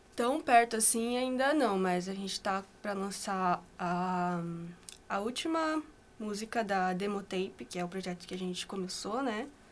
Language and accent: Portuguese; Assaí, Paraná, Brazil; also born or lived in Londrina; sou de Açaí, que é aqui perto, região metropolitana